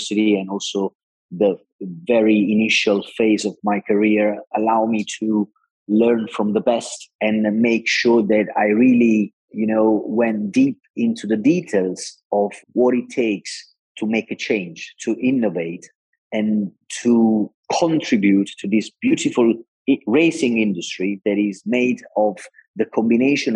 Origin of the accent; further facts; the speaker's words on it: Naples, Campania, Italy; I'm Italian. I come from Naples, that is a city with an incredible sea